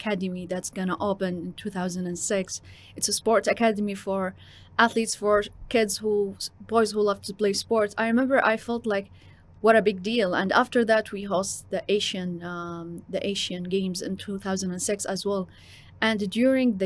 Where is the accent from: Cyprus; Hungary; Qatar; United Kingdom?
Qatar; also born or lived in Jordan; I'm from Jordan. I'm also half Qatari and I was born and raised here in Qatar.